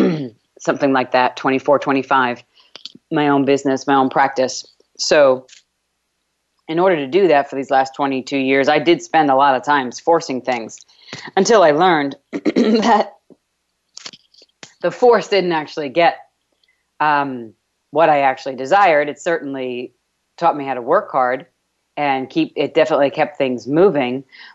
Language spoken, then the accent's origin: English; New York, United States; accent: New York; now in Texas, United States; It's kind of hard to say withdraw from my New York accent. I've gotten rid of a lot of my New York accent